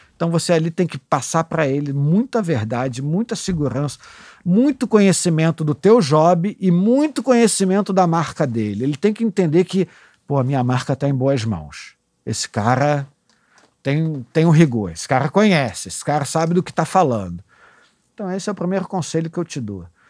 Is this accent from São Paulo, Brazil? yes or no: no; Rio de Janeiro, Brazil; Eu sou um garotinho da Zona Sul. Ah, nasci no Catete, mas depois vim morar com a minha mãe em Ipanema.